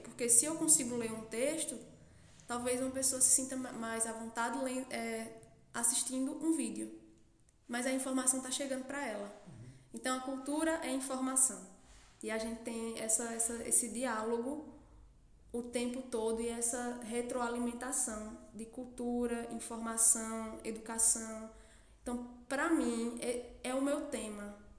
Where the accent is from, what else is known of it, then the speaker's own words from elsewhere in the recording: Santa Cruz do Capibaribe, Pernambuco, Brazil; also born or lived in Campina Grande, Paraíba; eu sou de Santa Cruz do Capibaribe. É, vivi minha vida toda aqui.